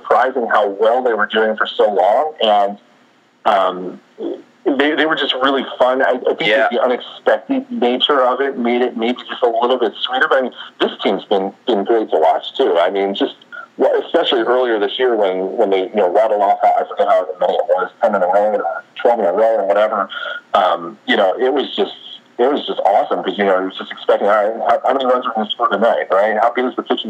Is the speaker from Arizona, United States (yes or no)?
no; New Jersey, United States; moved away as an adult; now in Houston, United States; growing up in Jersey, I grew up as a Phillies fan